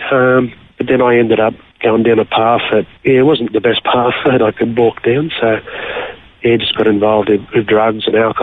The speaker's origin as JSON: {"language": "English", "town": "Nowra", "region": "New South Wales", "country": "Australia", "tie": "born or raised there", "also_born_or_lived": "Tumut, New South Wales", "moved": "as an adult", "lives_now": "Mundubbera, Australia", "said": "We basically grew up on the south coast of New South Wales around Nowra"}